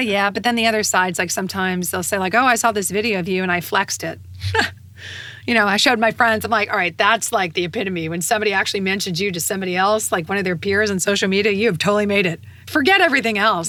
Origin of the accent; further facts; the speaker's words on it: United States; being an American and being an American woman